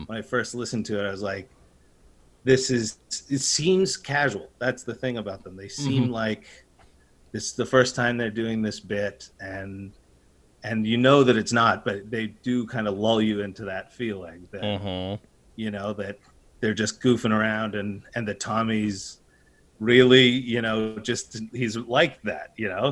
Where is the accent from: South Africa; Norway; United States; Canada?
Canada; also born or lived in Alberta; Growing up in Canada